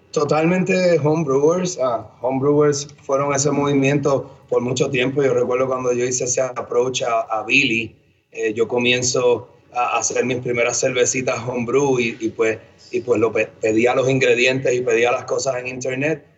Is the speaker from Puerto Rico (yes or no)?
yes; Bayamón, Puerto Rico; moved away as an adult; now in Denver, United States; Habiéndome, habiéndome criado en ciudad, ¿verdad? En Bayamón, toda mi vida